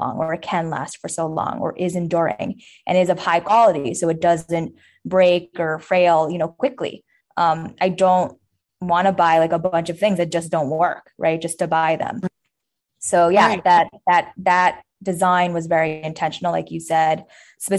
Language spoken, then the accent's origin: English; New York, United States; I grew up in New York